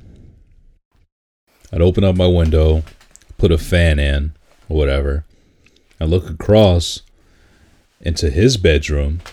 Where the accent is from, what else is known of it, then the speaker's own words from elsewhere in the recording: Detroit, Michigan, United States; growing up in Detroit on Wilshire Drive